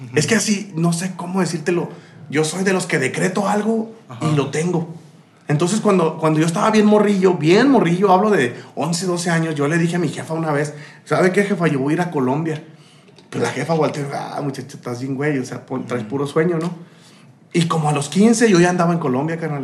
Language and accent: Spanish; Saltillo, Coahuila, Mexico; also born or lived in Sombrerete, Zacatecas / Tuxpan, Veracruz / Juárez; yo creo ya soy más saltillense que el pan de pulque, carnal. Porque yo nací en Zacatecas, yo nací en Sombrerete, Zacatecas, pero no conozco mucho de ahí